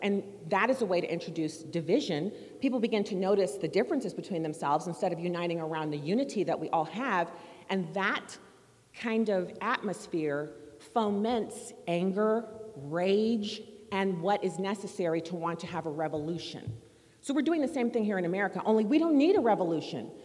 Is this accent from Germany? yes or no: yes; Germany; now in United States; I grew up in Germany